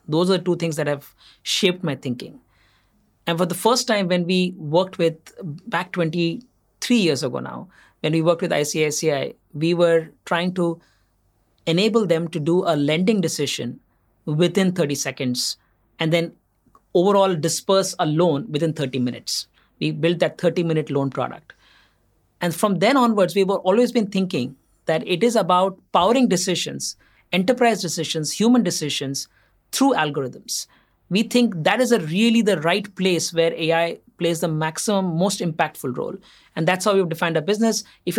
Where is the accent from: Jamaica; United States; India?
India; Assam; also born or lived in Andhra Pradesh; I started off in Assam. I was born in Andhra Pradesh. My parents are from Andhra Pradesh. But my father used to work for an oil company. My early years I spent in Assam